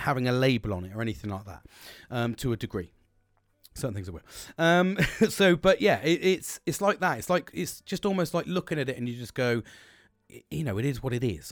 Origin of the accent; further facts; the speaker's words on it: United Kingdom; We're British.